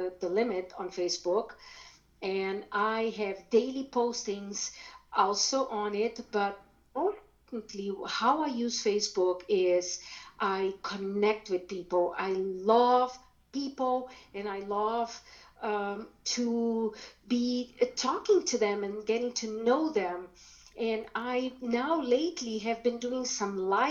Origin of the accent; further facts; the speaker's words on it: Brazil; first language German; English is a second language; moved away as an adult; now in United States; I was born in Brazil. I was brought up speaking German because my grandparents